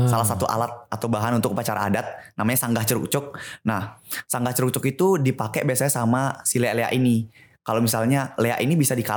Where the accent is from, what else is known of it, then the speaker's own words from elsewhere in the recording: Bali, Indonesia; aku denger-dengar dari orang di sekitaran desa aku juga karena di Bali itu kan orangnya percaya banget sama yang kayak gitu-gitu